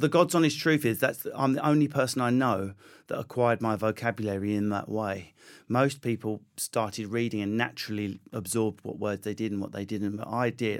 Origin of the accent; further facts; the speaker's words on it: United Kingdom; accent: Essex; also born or lived in Enfield, London / Southend-on-Sea, Essex; I grew up in Enfield, Southend, around there